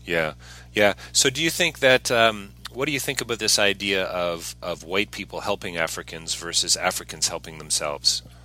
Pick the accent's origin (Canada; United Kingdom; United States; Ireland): Canada; I'm a Canadian